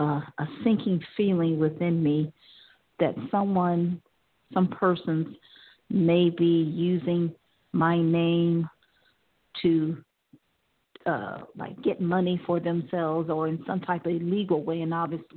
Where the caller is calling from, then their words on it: Ohio, United States; I'm calling from Ohio.